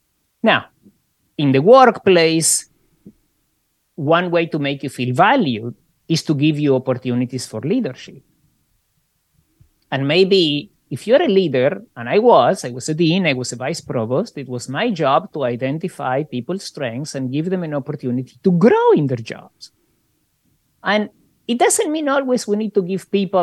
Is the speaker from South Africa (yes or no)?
no; Argentina; moved away; also born or lived in Australia / Canada; I grew up in Argentina under a fascist dictatorship